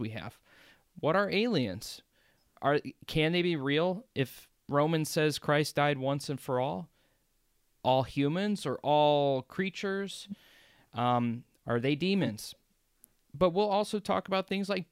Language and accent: English; United States; I'm from America. I grew up in the American church